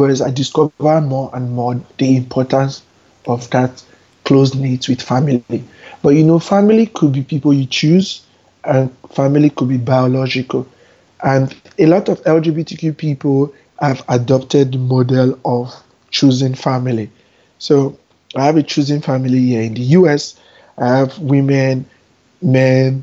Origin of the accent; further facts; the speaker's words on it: Nigeria; moved away as an adult; also born or lived in Abuja, Nigeria; now in New York, United States; I spent 26 years of my first 26 years of my life there